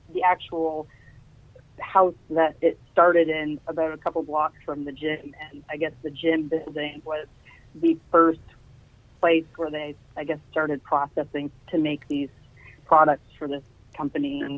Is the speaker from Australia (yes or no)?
no; Canada; first language French; English is a second language; also born or lived in Kitchener, Ontario; So I am Canadian. I am born, I'm daughter of two very French-Canadian parents. Mm-hmm. Technically, French is my first language